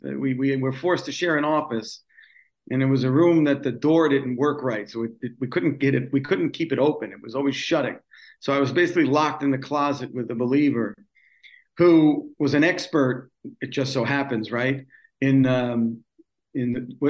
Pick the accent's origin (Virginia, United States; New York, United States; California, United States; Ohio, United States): New York, United States; New York City; I'm originally from New York City and raised in the city of New York and spent most of my life as a native New Yorker. Grew up in a Jewish home.